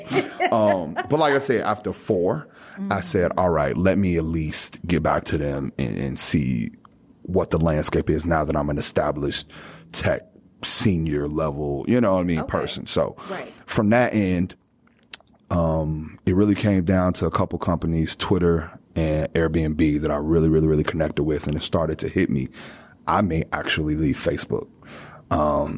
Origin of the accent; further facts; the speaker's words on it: Chicago, Illinois, United States; moved away as an adult; also born or lived in Greencastle, Indiana / New York; now in Los Angeles, United States; I'm from Chicago, Illinois. That plays a big role in who I am today. Born and raised